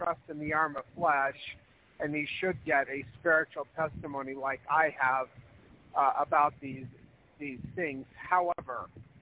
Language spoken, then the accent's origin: English; Spencer, Idaho, United States; I grew up a lot in Spencer, Idaho, which is just about 14 miles south of the Montana-Idaho border